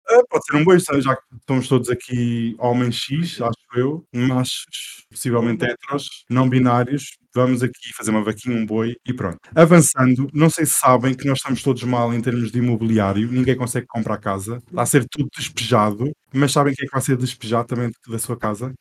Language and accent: Portuguese; Portugal; Não, não, eu sou português